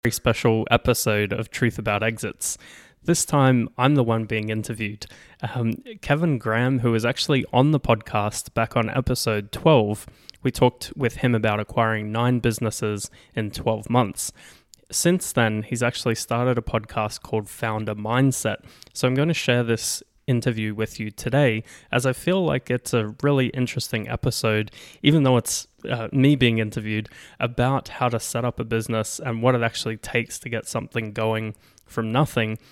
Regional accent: Australia; also born or lived in Brisbane, Australia; So I'm Australian as well

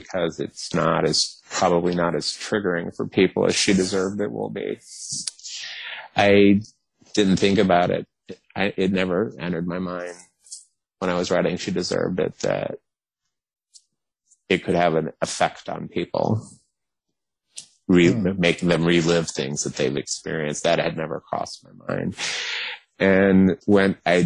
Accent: the South, United States; I'm from the South

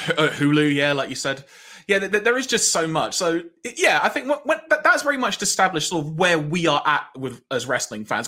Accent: London, United Kingdom; I grew up in North London

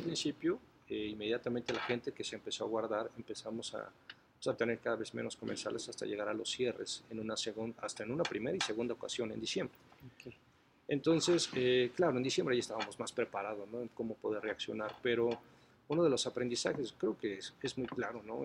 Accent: Mexico; nosotros como mexicanos

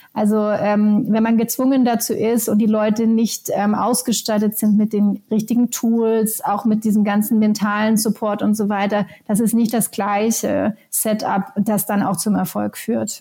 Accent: Germany; moved away as an adult; also born or lived in Helsinki, Finland; ich bin selber Deutsche, habe aber die letzten 17 Jahre tatsächlich auch in Finnland verbracht

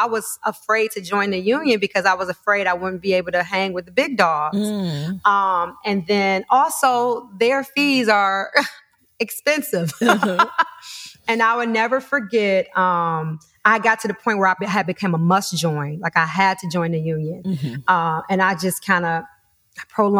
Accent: Detroit, Michigan, United States; moved away; I'm originally from Detroit.

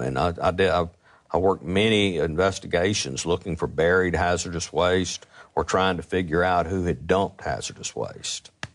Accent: Jackson, Mississippi, United States; I was from Northeast Jackson

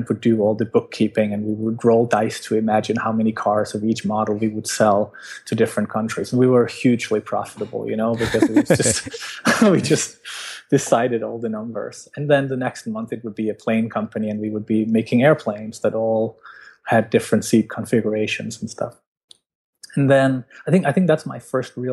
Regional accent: Denmark; I'm from Denmark

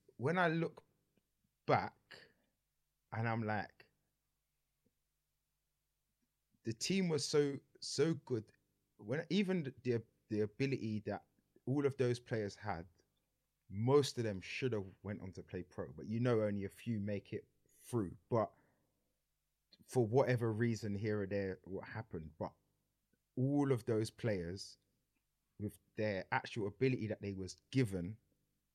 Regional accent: London, United Kingdom; also born or lived in Sydenham / Peckham / Brixton; where I was in Lewisham, I grew up in Pitts

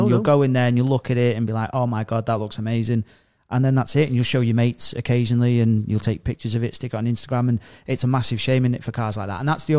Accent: Stoke-on-Trent, West Midlands, United Kingdom; I'm from Stoke-on-Trent. We're all chavs.

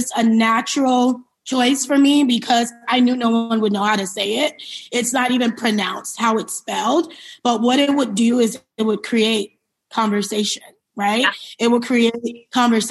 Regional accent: New York City, New York, United States; also born or lived in Liberia; I was born in West Africa, Liberia, and I came to the United States when I was 2 years old. And I grew up in New York City.

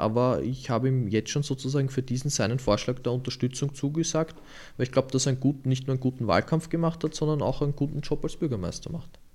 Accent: Lower Austria, Austria; now in Vienna, Austria; weil ich gebürtiger Niederösterreicher bin

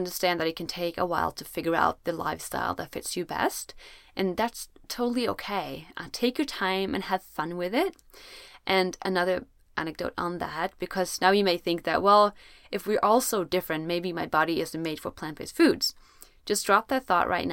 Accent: Sweden; I'm from Sweden, where it's usually very cold

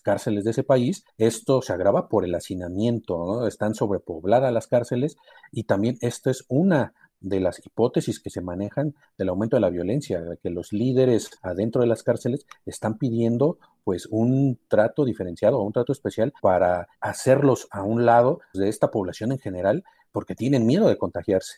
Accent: Mexico

